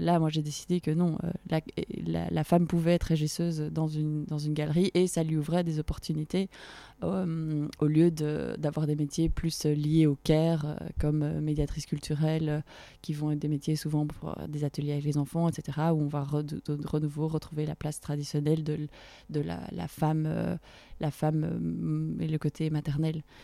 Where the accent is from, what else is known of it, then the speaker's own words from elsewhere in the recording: Brussels, Brussels-Capital Region, Belgium; moved away as an adult; also born or lived in London / Paris; Je suis retournée dans ma ville natale à Bruxelles, après avoir passé 5 ans à Londres